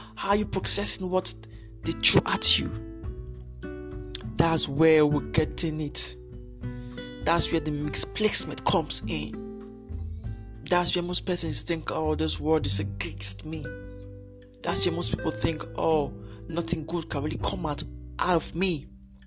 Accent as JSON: {"language": "English", "country": "Nigeria", "said": "I'm from Nigeria."}